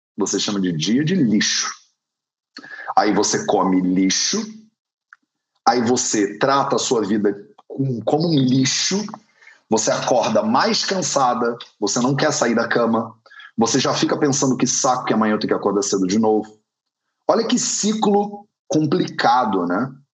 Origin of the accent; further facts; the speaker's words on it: Brazil; nós que somos brasileiros